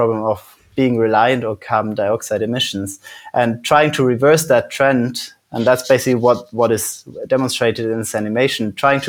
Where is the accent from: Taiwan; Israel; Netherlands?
Netherlands; also born or lived in Switzerland / Germany / United Kingdom; now in Iceland; So I was born in Switzerland. I grew up in the Netherlands and Germany. I've lived in the UK for a long time. And now I moved to Iceland.